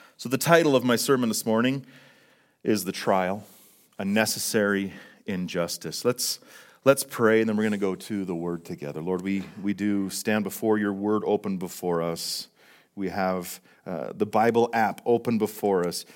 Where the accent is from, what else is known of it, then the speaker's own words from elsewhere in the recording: Fort St. John, British Columbia, Canada; now in Calgary, Canada; Fort Saint John, my, my hometown